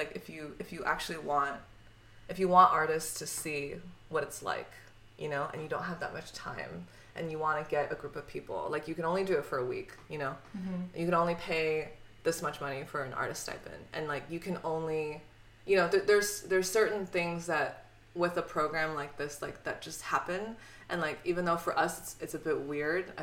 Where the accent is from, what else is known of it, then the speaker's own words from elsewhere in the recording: Cupertino, California, United States; also born or lived in Harbin, China; now in New York, United States; I grew up in the Bay Area. I grew up next to Apple